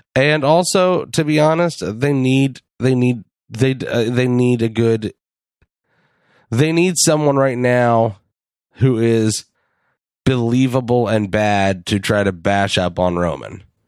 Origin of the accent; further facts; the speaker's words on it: Cincinnati, Ohio, United States; We are grown men from Cincinnati, Ohio.